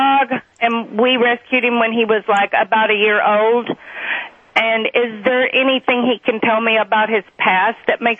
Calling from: Oklahoma, United States

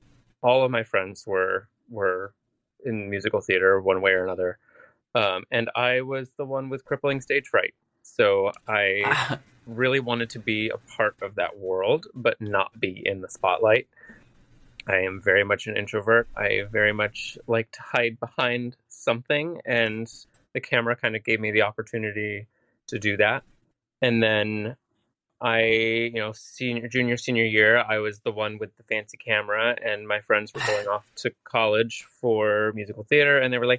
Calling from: Astoria, New York, United States; My bed in Astoria.

